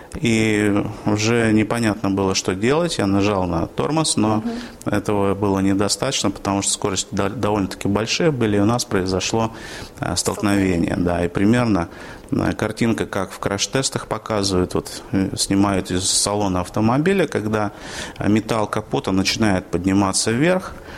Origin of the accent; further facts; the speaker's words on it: Yaroslavl, Yaroslavl Oblast, Russia; moved away as an adult; now in Orenburg, Russia; Родился я на Волге, а в городе Ярославле, который недавно отмечал тысячелетие со, своего, со времени своего основания. Потом я 30 э, лет там жил